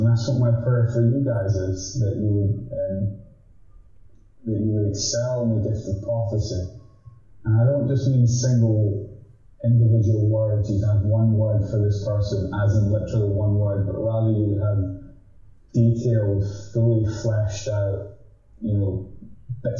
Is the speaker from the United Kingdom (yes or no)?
yes; Edinburgh, Scotland, United Kingdom; I'm from Edinburgh.